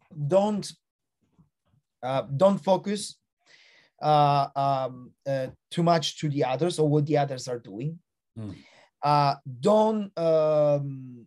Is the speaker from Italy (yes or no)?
yes; Italy; moved away; also born or lived in Australia; Italy, which is my home country